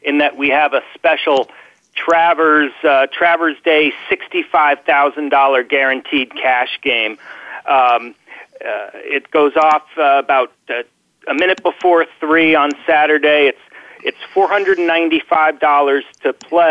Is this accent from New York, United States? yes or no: yes; New York, United States; I'm a New Yorker